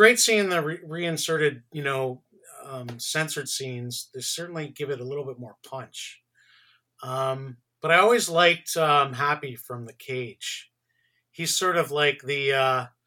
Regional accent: Canada; born or raised there

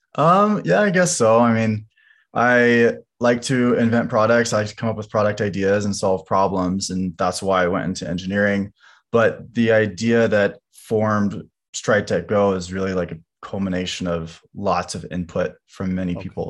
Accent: Lawrence, Kansas, United States; also born or lived in Gardner, Kansas; we grew up in Kansas, um, in a combination of Lawrence and Gardner, Kansas

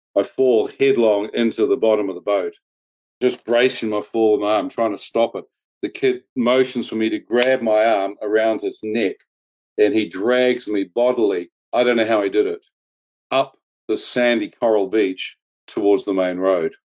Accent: New Zealand; I was brought up and born and bred in New Zealand

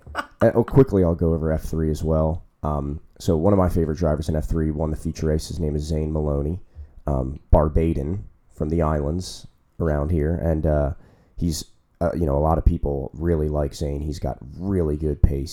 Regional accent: United States; as American fans

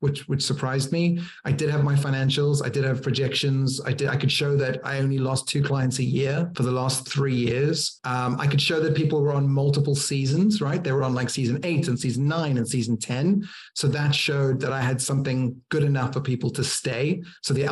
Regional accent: Cape Town, Western Cape, South Africa; now in United Kingdom; I'm originally from Cape Town, South Africa

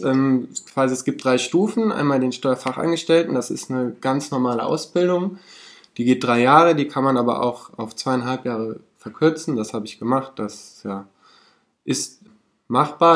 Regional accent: Cologne, North Rhine-Westphalia, Germany; Ich komme aus Köln

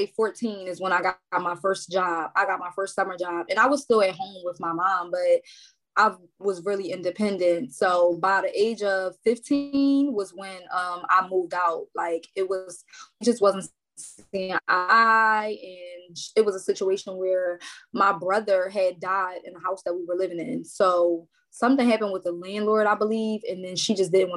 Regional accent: Philadelphia, Pennsylvania, United States; moved away as an adult; now in Willow Grove, Montgomery County, United States; North Philly, North Philadelphia

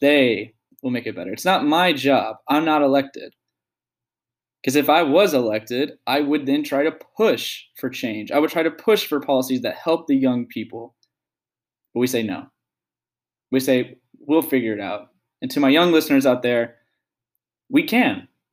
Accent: United States; as a young adult, as an American

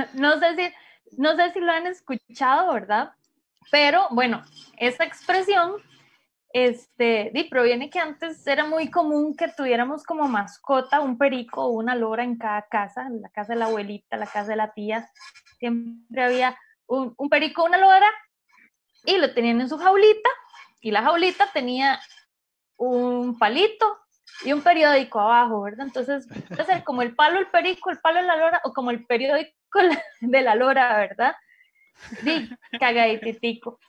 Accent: Costa Rica; como los ticos todo lo acortamos

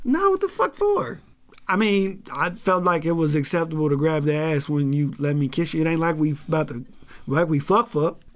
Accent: Kansas City, Missouri, United States; as a kid growing up in Kansas City

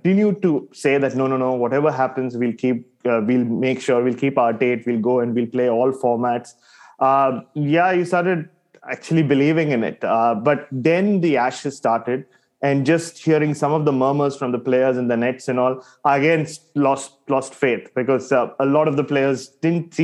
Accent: Mumbai, Maharashtra, India; I grew up in Bombay

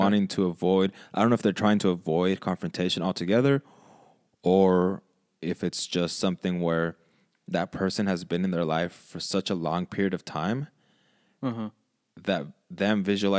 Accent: California, United States; Can you tell we're from California?

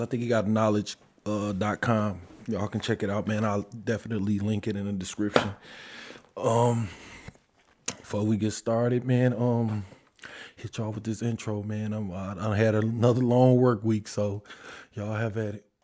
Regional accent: Detroit, Michigan, United States; I'm from Detroit

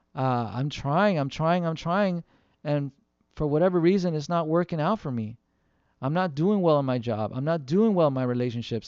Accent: Southern California, United States; we live in Southern California, where we grew up in Southern California

